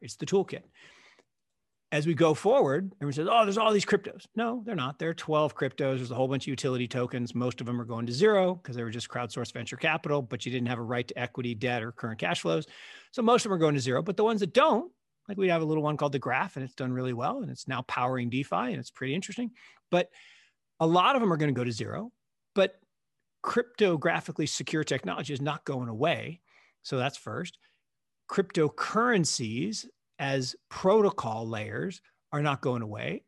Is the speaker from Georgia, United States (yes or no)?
no; Seattle, Washington, United States; I grew up in Seattle